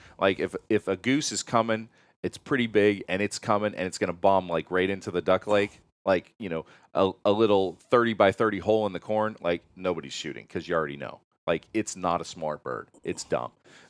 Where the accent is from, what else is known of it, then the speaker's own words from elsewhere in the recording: Pennsylvania, United States; Listen, I love shooting big honkers. I grew up in Pennsylvania.